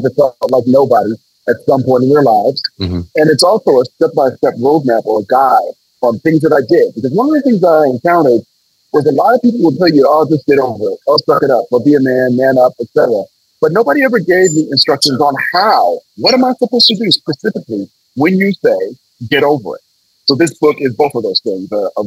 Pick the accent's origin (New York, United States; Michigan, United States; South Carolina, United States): Michigan, United States; Detroit; also born or lived in San Francisco, California; I grew up primarily in Detroit, Michigan, living with my paternal grandparents.